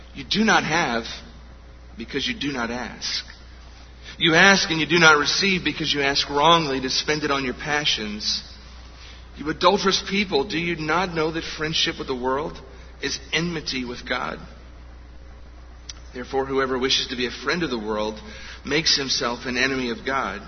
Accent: United States; We as Americans

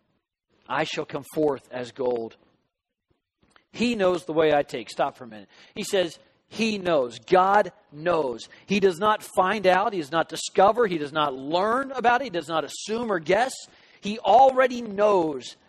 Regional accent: Southern California, United States; growing up in Southern California

